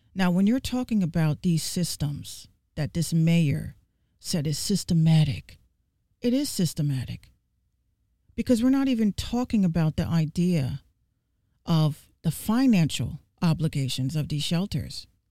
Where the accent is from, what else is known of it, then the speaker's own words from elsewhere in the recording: New York City, New York, United States; I'm from the Bronx, New York